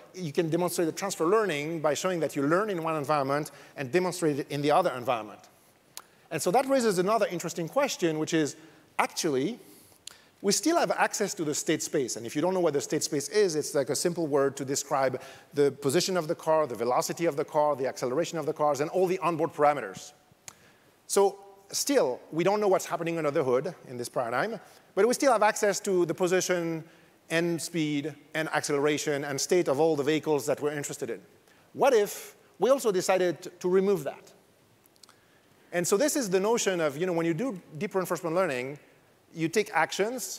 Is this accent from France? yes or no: yes; France; accent: French; English is a second language; moved away; You probably noticed from my accent, I'm French